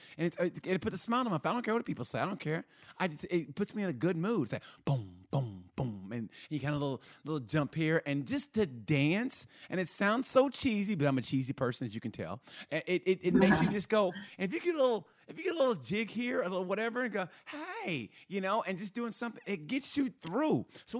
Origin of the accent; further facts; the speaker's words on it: Oklahoma, United States; I grew up originally in Oklahoma, born and raised.